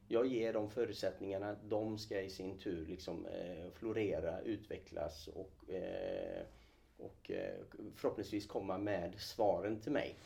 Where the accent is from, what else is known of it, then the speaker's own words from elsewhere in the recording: Falköping, Västra Götaland, Sweden; moved away as an adult; also born or lived in Kurdistan, Iraq; now in Gothenburg, Sweden; jag är uppvuxen eh, ute på Slätta från Skaraborg från ja. början. Falköping fram tills jag eh, flyttade då till Göteborg efter gymnasieskolan